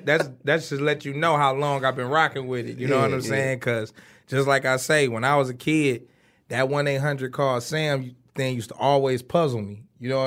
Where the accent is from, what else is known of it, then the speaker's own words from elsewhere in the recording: Detroit, Michigan, United States; Kindergarten to the fourth grade, I stayed on East Warren in the Cultural Gardens.